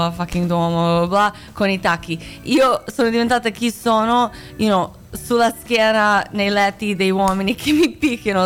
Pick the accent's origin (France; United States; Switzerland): United States; Italian is a second language; moved away as an adult; also born or lived in near Zagreb, Croatia / Italy; now in Milan, Italy; sono nata a Croazia, a... Ah. Eh, non Zagabria, vicino a Zagabria, eh, sì, uh, sì, ah bravo, eh. un posto che tipo non esiste, un posto, un buco del culo, ma eh, con la famiglia siamo andati in America quando c'era la guerra sono cresciuta lì